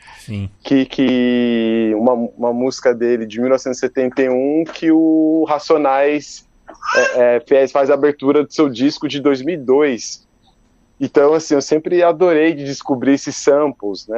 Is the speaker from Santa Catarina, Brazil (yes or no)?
no; São Paulo, Brazil; Eu sou de São Paulo